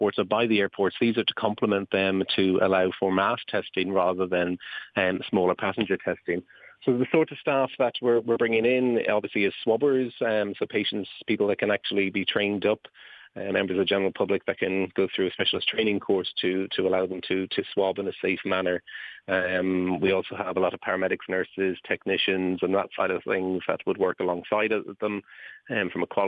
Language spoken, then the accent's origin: English; Ireland; as an Irishman, it's very important to me that we do have a presence here in Ireland